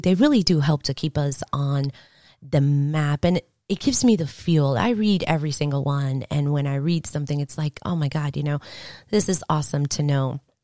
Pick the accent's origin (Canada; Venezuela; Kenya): Venezuela; moved away; I was born in Venezuela